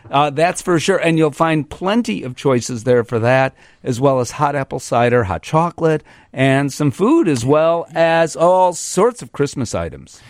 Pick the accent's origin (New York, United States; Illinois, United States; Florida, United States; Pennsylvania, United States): Illinois, United States; Chicago; I'm from Chicago